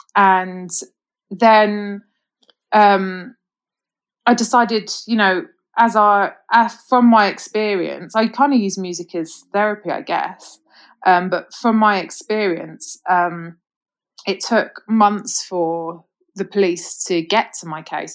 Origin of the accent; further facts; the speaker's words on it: London, United Kingdom; accent: mixed accent; now in Birmingham, United Kingdom; I was actually born in Birmingham, but then okay. I moved to London when I was about 10 so uh, grew up okay. in London, hence a bit of a mixed accent